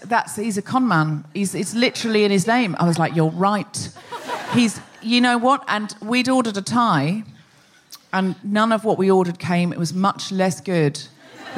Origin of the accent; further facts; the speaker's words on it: Australia; I'm Australian.